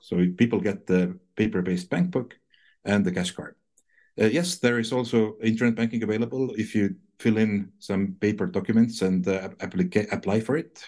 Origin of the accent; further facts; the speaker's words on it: Estonia; moved away as an adult; now in Japan; I'm originally from Estonia, but I did come to Japan first time already 22 years ago